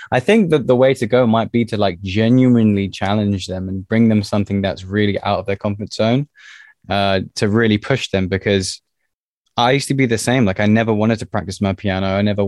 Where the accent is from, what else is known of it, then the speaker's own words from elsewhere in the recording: Tottenham, London, United Kingdom; also born or lived in Liverpool; I was born there. My parents moved down to London when I was about one.